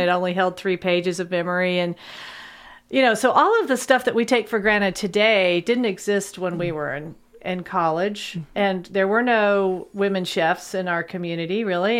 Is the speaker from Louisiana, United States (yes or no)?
no; Lexington, Kentucky, United States; also born or lived in Thermopolis, Wyoming; I grew up here in Lexington, and my dad and mom moved here in nineteen seventy-two. I was a second grader